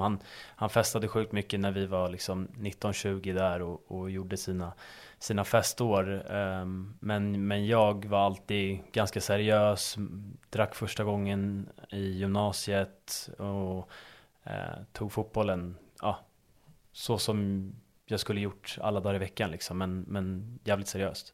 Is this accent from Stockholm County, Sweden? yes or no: yes; Stockholm, Stockholm County, Sweden; moved away as an adult; now in Uppsala, Sweden; jag är uppväxt på, på Östermalm i, i Stockholm